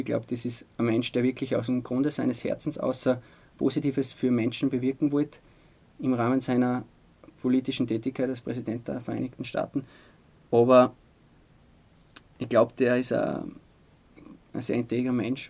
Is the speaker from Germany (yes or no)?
no; Altaussee, Styria, Austria; now in Altmünster, Austria; Oldaussee ist meine Heimat.